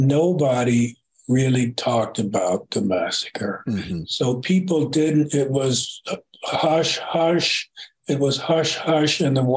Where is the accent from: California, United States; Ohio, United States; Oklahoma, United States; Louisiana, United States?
Oklahoma, United States; Tulsa; I told them I was from Tulsa